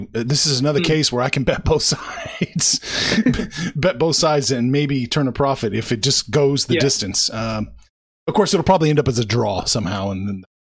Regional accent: Kansas City, Missouri, United States; I'm from Kansas City.

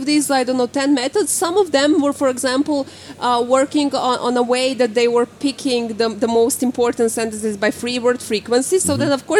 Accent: Croatia; now in Norway; I'm originally from Croatia, where it's sunny

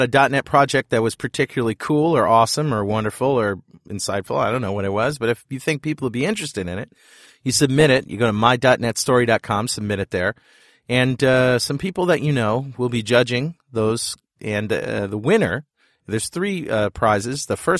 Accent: United States; I'm a Yankee American.

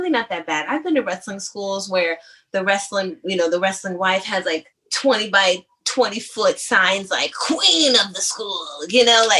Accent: San Diego, California, United States; now in Atlanta, United States; I'm from San Diego

